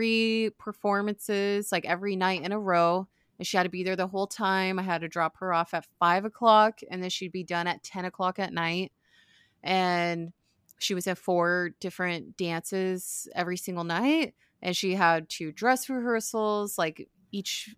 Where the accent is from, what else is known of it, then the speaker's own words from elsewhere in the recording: Arizona, United States; now in Florida, United States; we grew up in Arizona